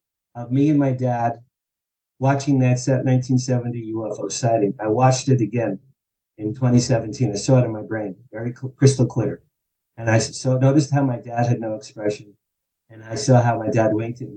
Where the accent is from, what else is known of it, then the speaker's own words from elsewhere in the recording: Asbury Park, New Jersey, United States; I grew up just outside Asbury Park, New Jersey, which is the Jersey Shore